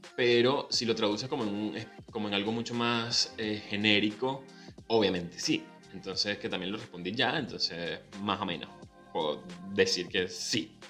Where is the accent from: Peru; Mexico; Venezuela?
Venezuela; now in Buenos Aires, Argentina